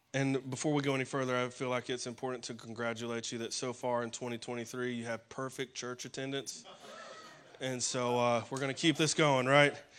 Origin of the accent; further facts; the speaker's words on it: Alabama, United States; moved away; I'm from Alabama, and so my pastor uh, back up in Alabama